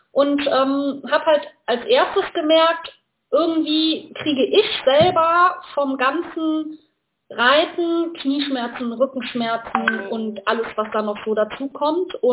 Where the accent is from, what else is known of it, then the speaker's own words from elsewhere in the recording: North Rhine-Westphalia, Germany; komme aus der Nähe von Köln und was mache ich?